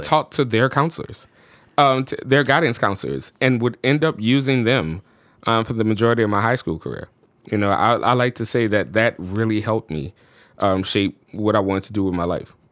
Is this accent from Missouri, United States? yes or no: no; New Orleans, Louisiana, United States; moved away as an adult; also born or lived in Chicago; I'm born and raised in New Orleans, and Chicago was my first experience outside of the state living somewhere.